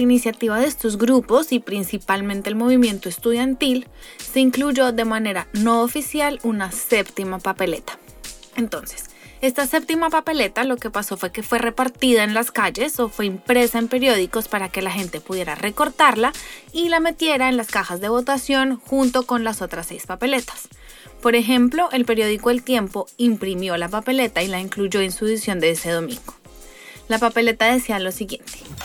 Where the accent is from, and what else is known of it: Colombia